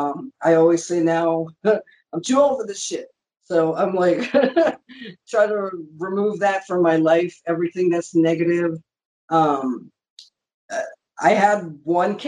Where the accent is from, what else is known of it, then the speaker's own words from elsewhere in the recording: Canada; We're both Canadian